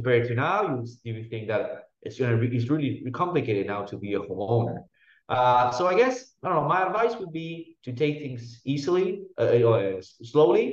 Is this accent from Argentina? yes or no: yes; Argentina; moved away; I come from Argentina, which is a very messy country